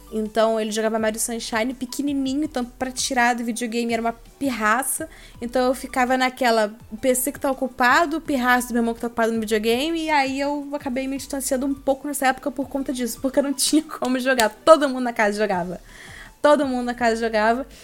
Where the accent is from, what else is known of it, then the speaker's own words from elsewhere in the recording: Joinville, Santa Catarina, Brazil; moved away as an adult; also born or lived in Rio de Janeiro; now in São Paulo, Brazil; eu sou de Joinville, Santa Catarina